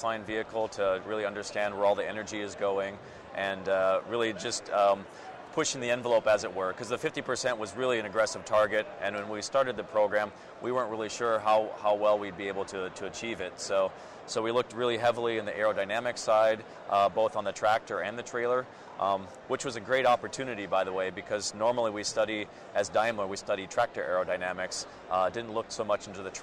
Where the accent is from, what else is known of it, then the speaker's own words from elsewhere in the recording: Minnesota, United States; also born or lived in Germany; now in Portland, United States; I'm originally from Minnesota, and moved over to Portland then.